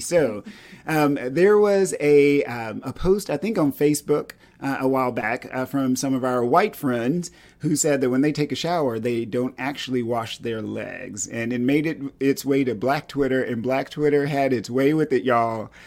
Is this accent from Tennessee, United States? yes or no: no; East Texas, United States; I grew up in East Texas